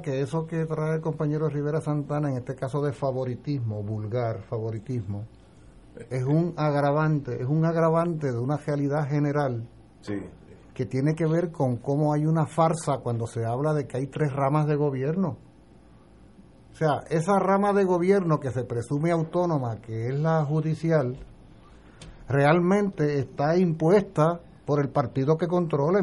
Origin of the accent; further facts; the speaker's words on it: Puerto Rico; yo soy tan ciudadano puertorriqueño